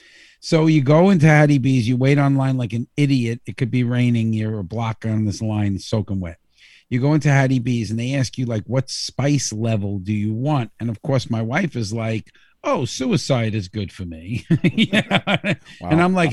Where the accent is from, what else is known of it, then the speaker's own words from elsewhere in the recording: United States; I'm American